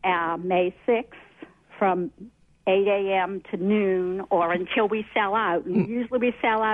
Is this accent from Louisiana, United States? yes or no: yes; New Orleans, Louisiana, United States; New Orleans.